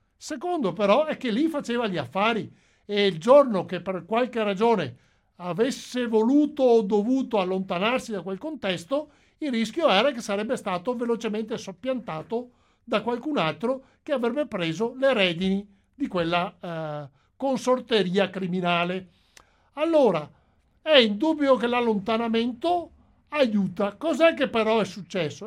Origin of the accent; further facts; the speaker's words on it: Veneto, Italy; io sono veneto, lo sono da generazioni, lo sono i miei, sia mio padre che mia madre